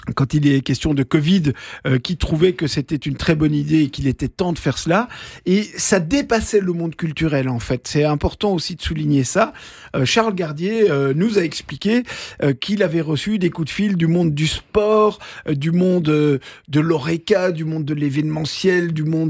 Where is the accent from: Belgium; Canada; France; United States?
Belgium; chez nous en Belgique